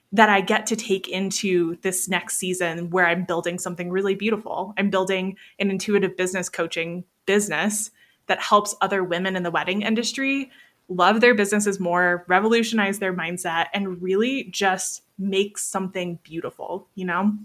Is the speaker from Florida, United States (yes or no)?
yes; Niceville, Florida, United States; moved away as an adult; now in Colorado, United States; I grew up in Florida. Most of my life was in Florida